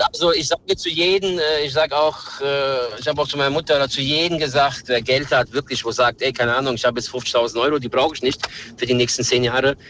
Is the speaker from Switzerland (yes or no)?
no; Serbia; now in Germany; ich komme aus Serbien